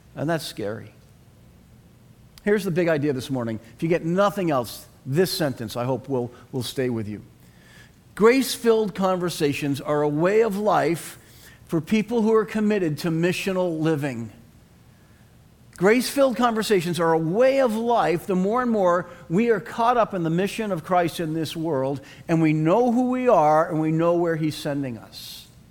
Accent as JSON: {"language": "English", "town": "Boston", "region": "Massachusetts", "country": "United States", "accent": "Boston", "said": "I had no traces of my Boston accent left at all"}